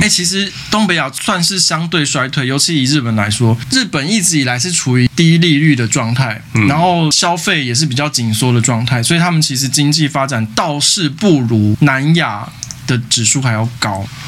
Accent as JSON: {"language": "Chinese", "region": "Taipei", "country": "Taiwan", "said": "我台北市人"}